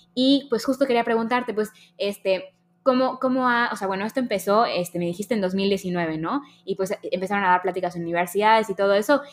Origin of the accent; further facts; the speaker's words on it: Mexico; a los mexicanos nos pasa un poco que decimos como, no, es que los mexicanos somos así